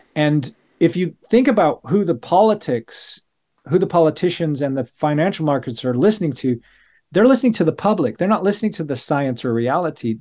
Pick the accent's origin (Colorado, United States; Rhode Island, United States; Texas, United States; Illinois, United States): Colorado, United States; Denver; moved away as an adult; now in United Kingdom; I was growing up in Colorado, and Saint Francis is the patron saint of Denver, where I was born